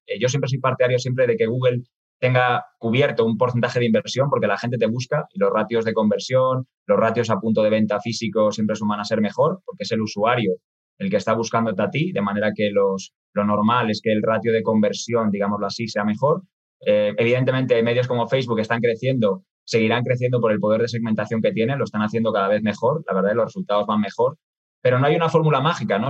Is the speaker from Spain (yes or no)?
yes; Spain; accent: Spanish (from Spain); moved away as an adult; now in Mexico; la matriz está en España, de ahí que habrán podido deducir ¿no? por, mi acento. Yo estoy en México desde hace seis años